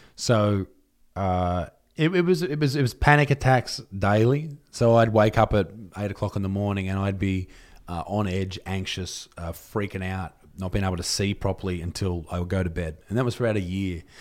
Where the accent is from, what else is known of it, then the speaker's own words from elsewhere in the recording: Newcastle, New South Wales, Australia; I'm from Newcastle